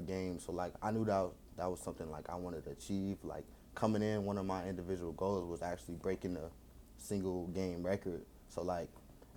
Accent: Jacksonville, Florida, United States; moved away as an adult; now in Miami, United States; Jacksonville was more calm. You know, I was always in the house

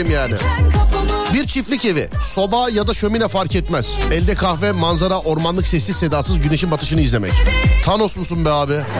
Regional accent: Istanbul, Turkey; İstanbul Şişli.

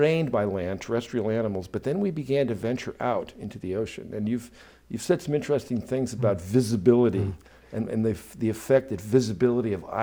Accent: Boston, Massachusetts, United States; now in Los Angeles, United States; we're both from Boston. We were born there

